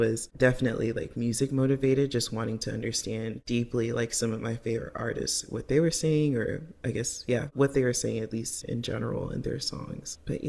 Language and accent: English; U.S. South, United States; We talk about our experiences as young Nigerian Americans growing up and starting adulthood in the U.S. South.